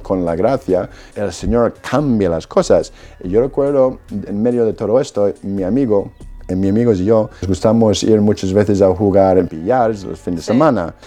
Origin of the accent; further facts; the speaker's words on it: Perth Amboy, New Jersey, United States; Spanish is a second language; moved away; Yo soy de Estados Unidos, Perth Amboy, New Jersey. Pues mis padres son polacos, ellos se trasladaron a Estados Unidos después de la guerra y yo nací ahí en New Jersey